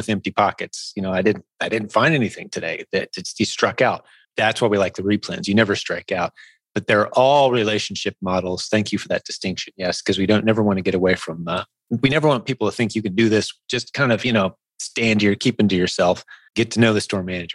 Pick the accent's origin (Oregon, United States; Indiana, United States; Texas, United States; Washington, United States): Indiana, United States; Indianapolis; Indianapolis, my hometown, it's a pretty big convention town